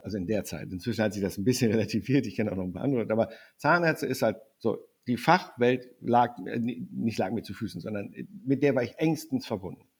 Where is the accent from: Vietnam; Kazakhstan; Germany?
Germany; the North, Northern Germany; ich komme aus dem Norden